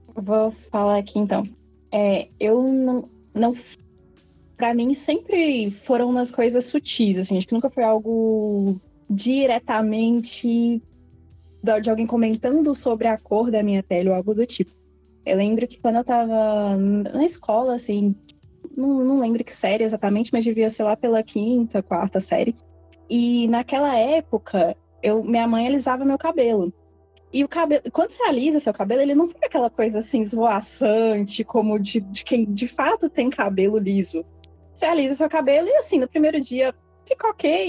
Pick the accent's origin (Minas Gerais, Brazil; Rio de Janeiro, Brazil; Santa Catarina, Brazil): Minas Gerais, Brazil; Belo Horizonte; eu tenho 27 anos também, sou de Belo Horizonte.